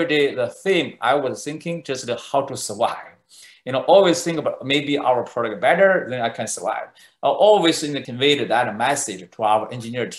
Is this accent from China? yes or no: yes; China; moved away as an adult; now in Silicon Valley, United States; I was born in China